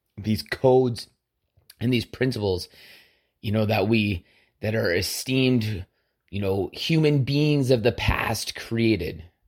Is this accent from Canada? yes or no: yes; Canada; as a Canadian